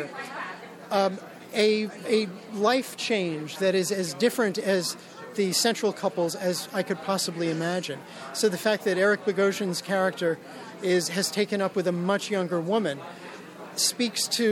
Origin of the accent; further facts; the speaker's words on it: New York City, New York, United States; when I was a child growing up in Brooklyn